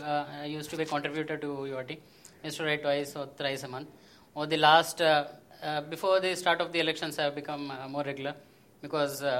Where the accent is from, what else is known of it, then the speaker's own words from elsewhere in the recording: Hyderabad, Telangana, India; I am from Hyderabad